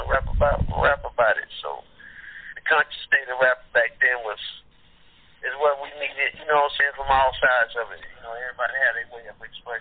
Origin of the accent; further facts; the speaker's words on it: Beaumont, Texas, United States; I'm from Beaumont, so Beaumont and Port Arthur is like 10 miles away from each other